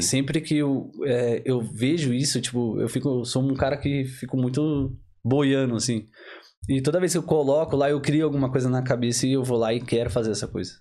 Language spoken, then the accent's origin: Portuguese; Diadema, São Paulo, Brazil; moved away as an adult; now in Ireland; eu vim lá de Diadema